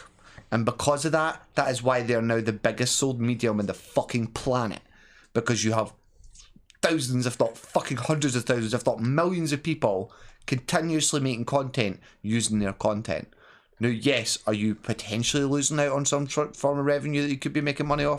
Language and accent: English; Scotland, United Kingdom; being a Scottish content alien, Scottish content creator